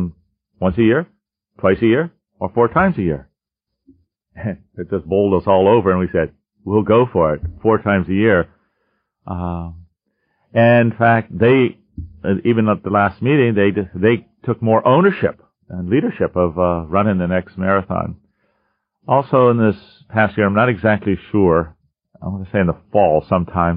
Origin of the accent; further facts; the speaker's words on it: Erie, Pennsylvania, United States; I'm from Erie, Pennsylvania